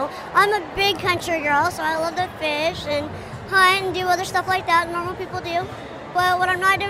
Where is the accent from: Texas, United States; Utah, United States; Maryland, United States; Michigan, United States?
Texas, United States; now in St. Louis, United States; I'm originally from Texas, but I, at the current moment, am stationed in St. Louis and Springfield, Illinois.